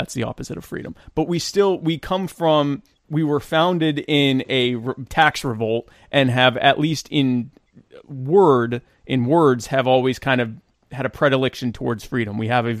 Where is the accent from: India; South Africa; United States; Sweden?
United States; I know me personally as an American, especially an American living in a smaller government state in an area that wants less government